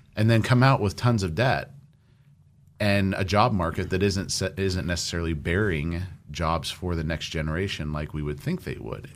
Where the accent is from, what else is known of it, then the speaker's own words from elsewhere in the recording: Orange County, California, United States; moved away; I grew up in Orange County.